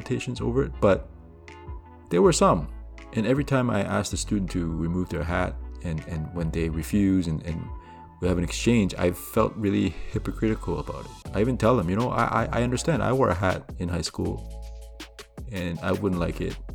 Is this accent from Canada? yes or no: yes; Canada; I grew up here in Canada